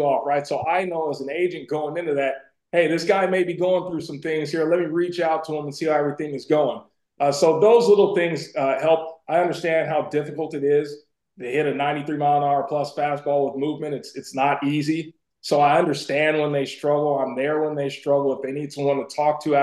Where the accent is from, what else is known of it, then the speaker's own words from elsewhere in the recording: Bay Area, California, United States; we both grew up in the Bay Area.